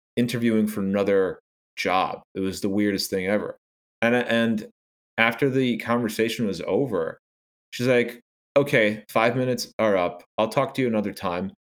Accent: New York, United States; I am a New Yorker

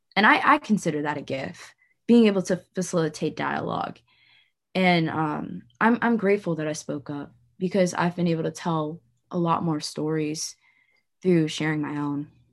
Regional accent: St. Louis, Missouri, United States; I was born and raised in Saint Louis, Missouri

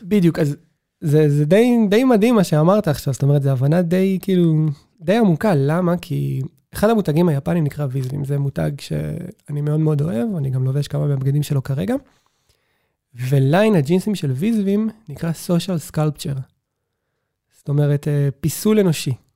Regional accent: Beersheba, Southern District, Israel; אני זוכר את עצמי כילד בבאר שבע

